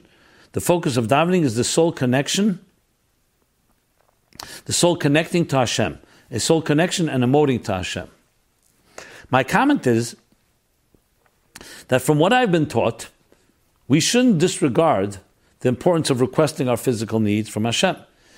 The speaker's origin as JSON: {"language": "English", "town": "Crown Heights", "region": "New York", "country": "United States", "tie": "born or raised there", "said": "Growing up in Crown Heights, going to a Hall of Torah, I recognized both the blessings and sacrifice I was making and adhering to a Chassidus lifestyle."}